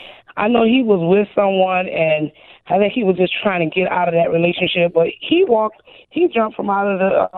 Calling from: Port Wentworth, Georgia, United States; I'm calling from Port Wentworth, Georgia.

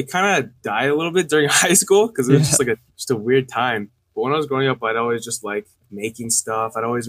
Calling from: California, United States

